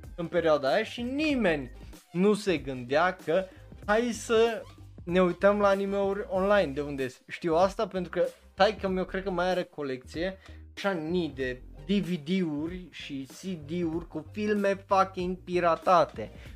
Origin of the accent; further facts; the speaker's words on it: Romania; la noi în România